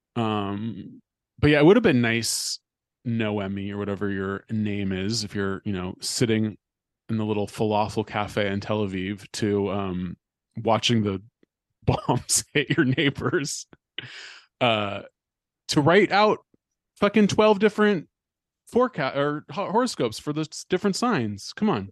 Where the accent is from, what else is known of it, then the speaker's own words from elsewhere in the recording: California, United States; I'm from California